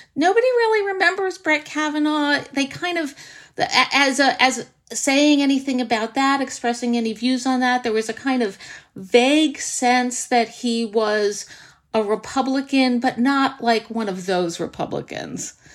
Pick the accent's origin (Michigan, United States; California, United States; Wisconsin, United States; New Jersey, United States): New Jersey, United States; Livingston; my hometown of Livingston, New Jersey